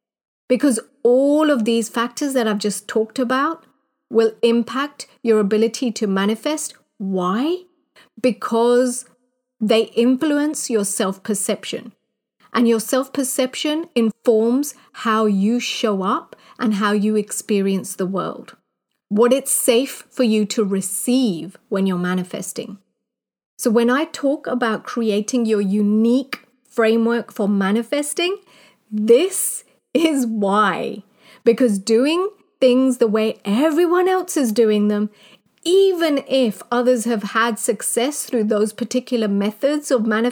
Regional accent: Kenya; moved away; also born or lived in United Kingdom; growing up in Kenya.

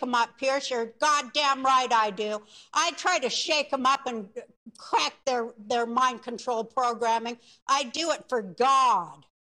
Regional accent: Ukraine; I'm from the Ukraine.

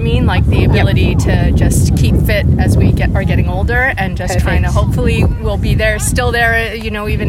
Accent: Canada; now in Brisbane, Australia; I'm a Canadian.

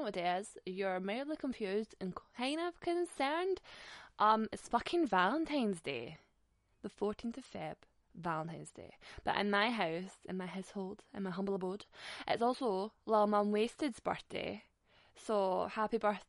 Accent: Glasgow, Scotland, United Kingdom; I am Scottish after all, Glaswegian especially

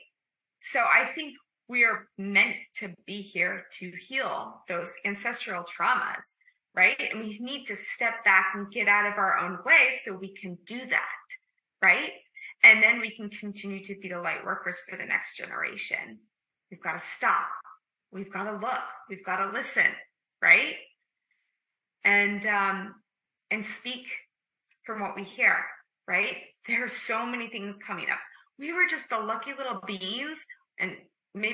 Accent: Midwest, United States; as a young child growing up in the Midwest

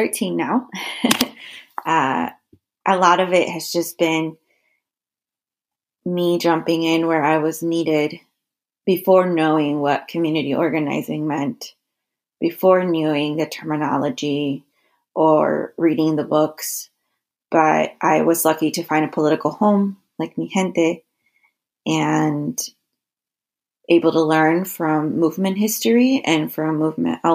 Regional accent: Peru; now in Toledo, United States; I am from Peru

